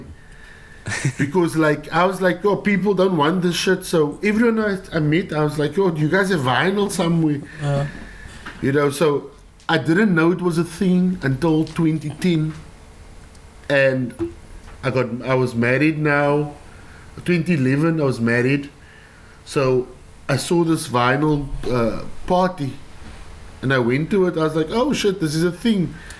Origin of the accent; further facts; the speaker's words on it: Delft, South Holland, Netherlands; English is a second language; Growing up in Delft, we didn't have like a CD player when like CD players came out.